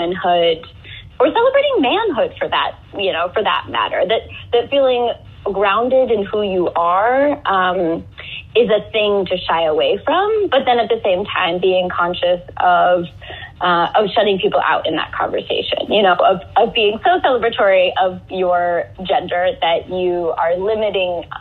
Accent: Northampton, Massachusetts, United States; moved away as an adult; also born or lived in Atlanta; I grew up in Northampton, Massachusetts

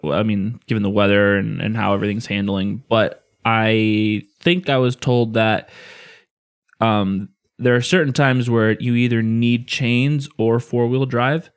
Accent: Illinois, United States; growing up in Illinois where we get, normally get a fuck ton of snow every year

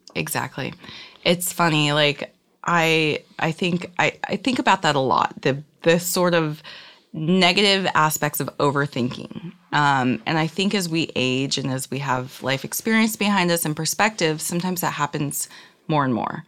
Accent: Reno, Nevada, United States; now in Los Angeles, United States; I grew up in Reno, Nevada

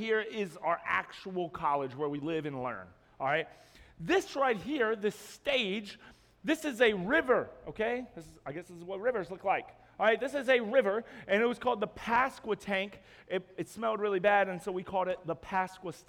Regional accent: Roanoke, Virginia, United States; moved away as an adult; now in Jacksonville, United States; my wife and I, we're from Roanoke, Virginia, and we just moved to Jacksonville this Monday

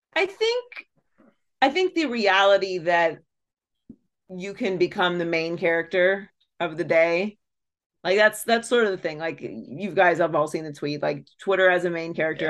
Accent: Pittsburgh, Pennsylvania, United States; I grew up in Pittsburgh.

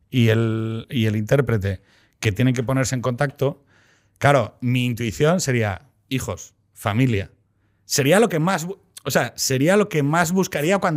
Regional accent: Asturias, Spain; Yo soy de Asturias

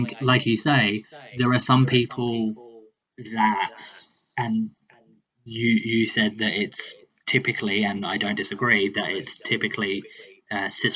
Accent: central South Australia, Australia; moved away; I grew up in central South Australia. So about 8 hours north of the south coast.

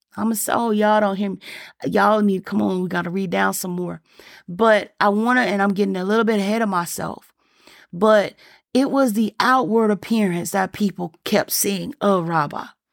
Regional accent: the South, United States; I'm from, I'm from the South

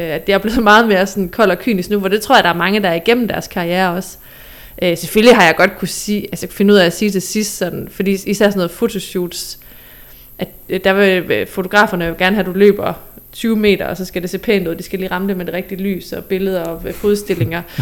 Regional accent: Southern Jutland, Southern Denmark, Denmark; nede fra Sønderjylland, hvor jeg er fra

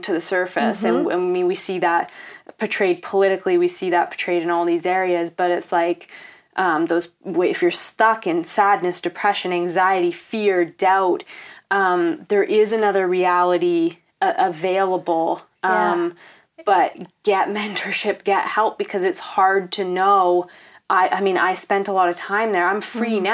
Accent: Canada; Am I being Canadian?

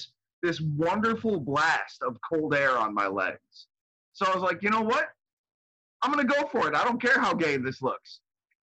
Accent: United States; as an American

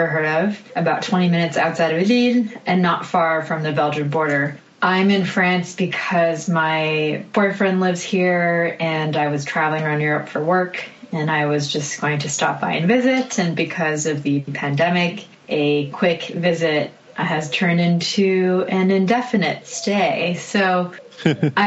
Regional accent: Hong Kong; moved away as an adult; also born or lived in Canada / Taiwan / United States; I grew up in Hong Kong. There was a 2-year stint in Taiwan as well

